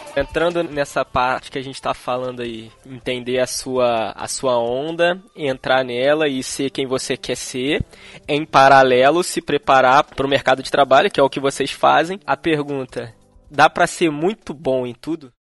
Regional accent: Petrópolis, Rio de Janeiro, Brazil; sou aqui de Petrópolis

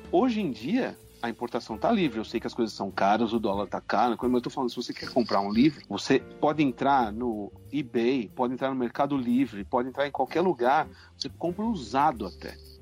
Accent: São Bernardo do Campo, São Paulo, Brazil; São Bernardo do Campo, que é a minha cidade natal

